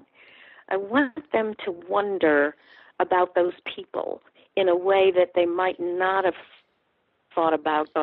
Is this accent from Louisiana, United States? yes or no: yes; New Orleans, Louisiana, United States; now in Atlanta, United States; I'm from New Orleans, and my mother's people are in the Cajun country in Southwest Louisiana.